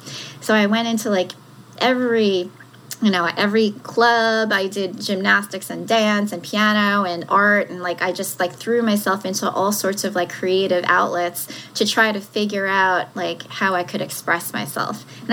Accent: South Korea; born there; when I was first born and shortly after that, I was born in South Korea. And I was abandoned.

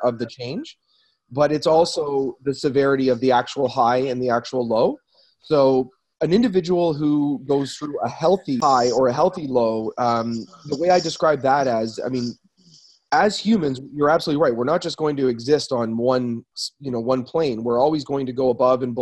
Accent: Ontario, Canada; also born or lived in Newmarket, Ontario / Toronto / Orillia, Ontario / Waterloo, Ontario; I am an Ontario boy

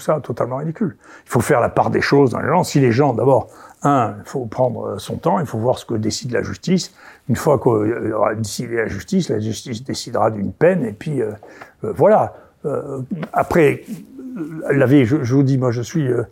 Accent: Senegal; je suis né au Sénégal

